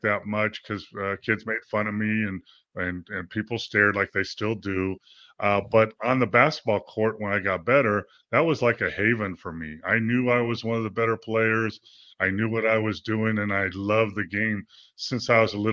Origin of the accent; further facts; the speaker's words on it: Los Angeles, California, United States; I grew up in San Fernando Valley outside